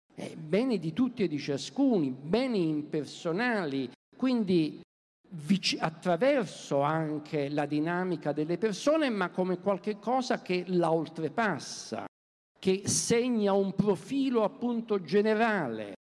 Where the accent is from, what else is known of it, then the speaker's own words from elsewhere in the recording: Naples, Campania, Italy; moved away; Io vengo da Napoli